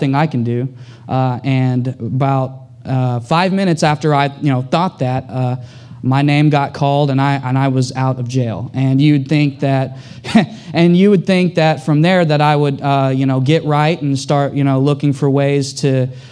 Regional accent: Tulsa, Oklahoma, United States; now in Houston, United States; I'm from Tulsa, Oklahoma. Growing up, I had a troubled childhood growing up.

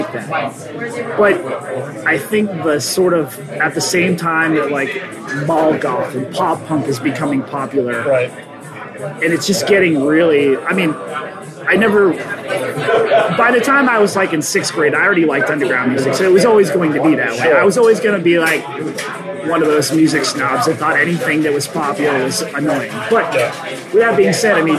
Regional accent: Rochester, United States; growing up in Rochester

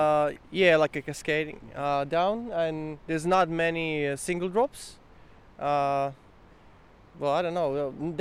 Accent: Poland; now in Australia; Well, I'm from Poland, but I live in Australia.

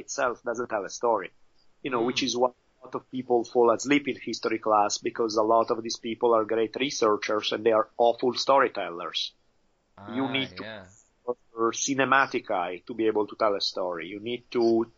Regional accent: Italy; moved away; I grew up in Italy

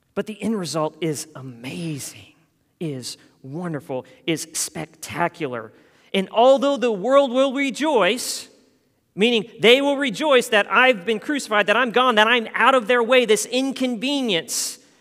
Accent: Denver, Colorado, United States; moved away as an adult; also born or lived in Louisville, Kentucky; now in San Jose, United States; in Colorado, I, I grew up in the Den, what's called the Denver metro area

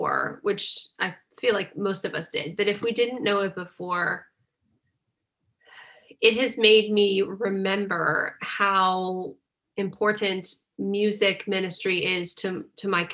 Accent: Northeast, United States; And I'm from the Northeast

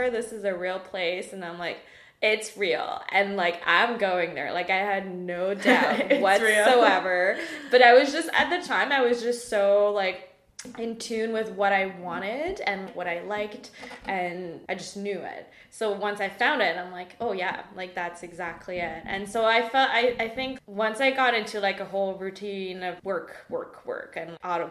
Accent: Mauritius; moved away as an adult; now in Canada; I'm from Mauritius, as you know, which is like, right, for people who don't know, it's an island east of Madagascar, so really far

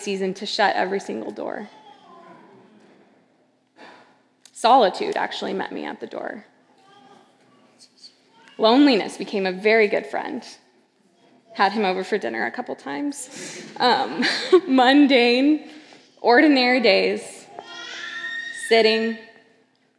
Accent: Seattle, LA, West Coast, United States; moved away as an adult; also born or lived in Los Angeles, California; now in New York, United States; I'm originally from the West Coast, Seattle

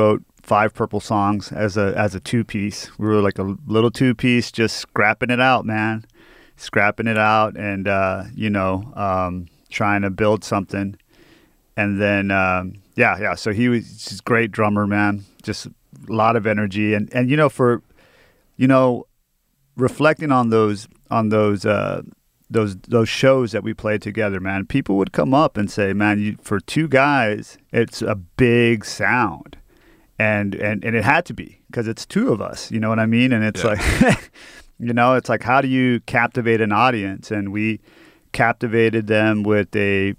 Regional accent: McAllen, Texas, United States; now in Austin, United States; I grew up in a town called McAllen, Texas, went to a junior high called Lincoln Junior High

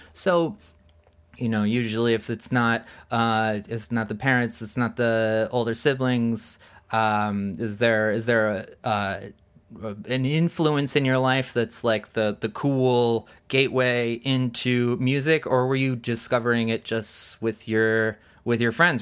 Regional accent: East Coast, United States; moved away; I grew up on the East Coast

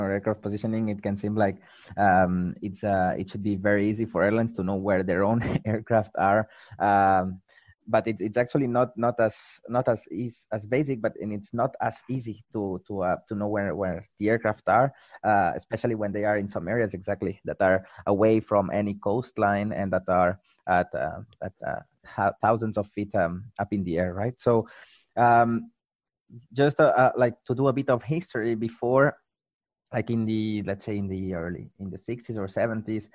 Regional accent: Barcelona, Catalonia, Spain; moved away as an adult; also born or lived in Toulouse / Hong Kong; moved back to my hometown, to Barcelona

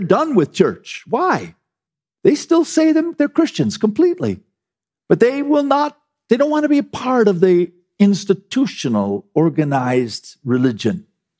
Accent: United States

